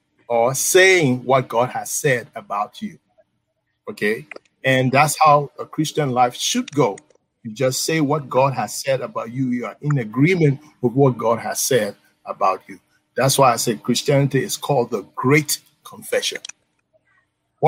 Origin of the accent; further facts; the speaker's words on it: Liberia; moved away; I'm originally from Liberia